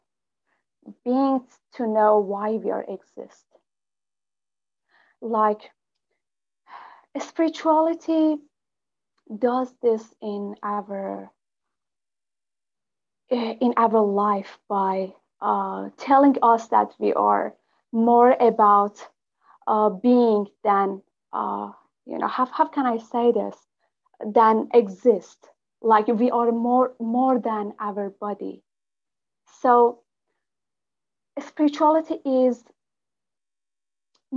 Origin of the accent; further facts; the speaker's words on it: Iran; English is a second language; moved away as an adult; now in Turkey; I'm from Iran, and I'm geologist, biologist, and spiritual coach